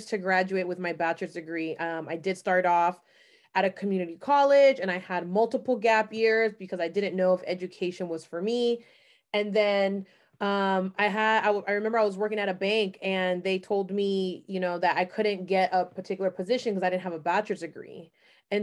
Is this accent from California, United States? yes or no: yes; San Francisco, California, United States; I'm actually born and raised in San Francisco Bay Area